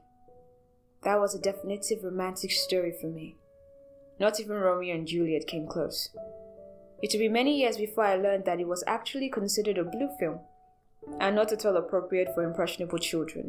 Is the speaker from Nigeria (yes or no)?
yes; Nigeria; As a Nigerian spoken word artist